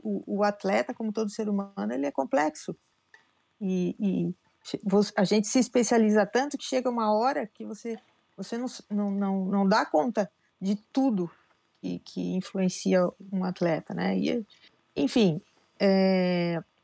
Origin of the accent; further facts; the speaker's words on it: Piracicaba, São Paulo, Brazil; moved away as an adult; eu sou nascida em Piracicaba